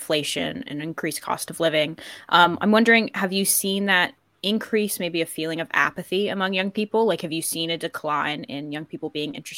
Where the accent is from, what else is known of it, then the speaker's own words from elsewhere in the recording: United States; now in Ireland; I grew up in America